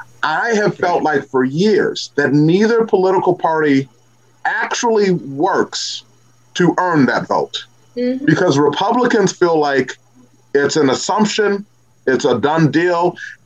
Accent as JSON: {"language": "English", "region": "Missouri", "country": "United States", "said": "I'm from Missouri, right? And this is a show me state."}